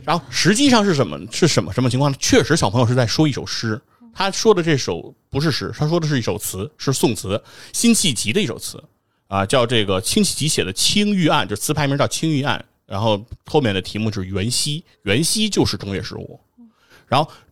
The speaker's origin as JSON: {"language": "Chinese", "region": "Beijing", "country": "China", "tie": "born or raised there", "also_born_or_lived": "Taiyuan, Shanxi", "accent": "Beijing dialect", "first_language": "Shanxi dialect", "said": "等我转回来会说普通话，就说北京话以后"}